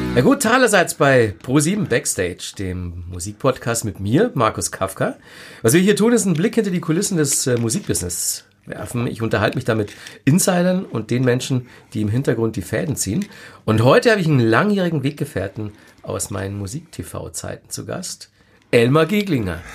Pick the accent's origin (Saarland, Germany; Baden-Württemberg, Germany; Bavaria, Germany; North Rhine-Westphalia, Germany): Bavaria, Germany; Ingolstadt; in Ingolstadt damals, wo ja. ich herkomme